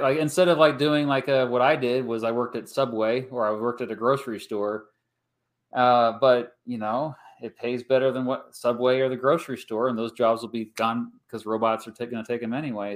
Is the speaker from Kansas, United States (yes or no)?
yes; Kansas, United States; I'm from Kansas